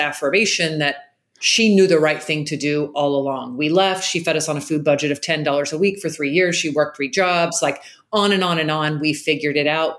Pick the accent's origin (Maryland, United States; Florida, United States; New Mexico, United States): Florida, United States; Jacksonville; I grew up in Jacksonville, Florida